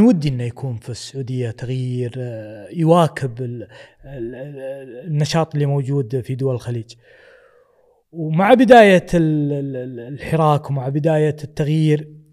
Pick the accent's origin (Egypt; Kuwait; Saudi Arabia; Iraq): Kuwait; حنا ككويتيين